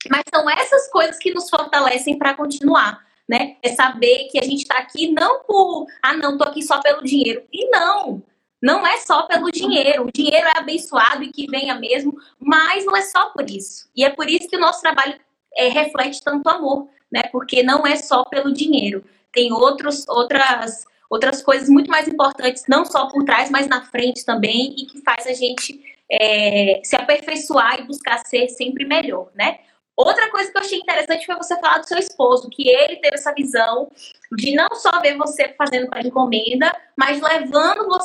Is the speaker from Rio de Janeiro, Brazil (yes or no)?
no; Bahia, Brazil; also born or lived in São Paulo; meu pai tinha empresas de calçados quando a gente morava em São Paulo, que é onde eu nasci, mas voltamos para a Bahia por conta da minha mãe, que é baiana e queria ficar perto da uhum. família.